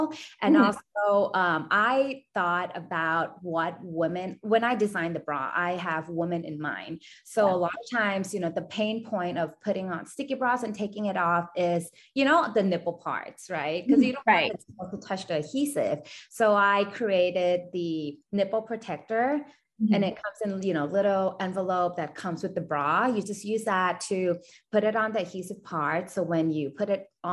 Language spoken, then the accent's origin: English; Thailand; I was born and raised in Thailand